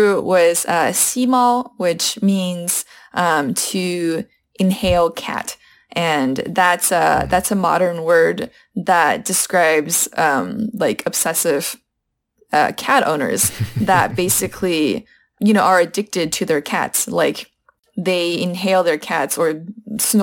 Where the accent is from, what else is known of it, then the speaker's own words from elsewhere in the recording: United States; first language Chinese; also born or lived in Shanghai; I'm Chinese American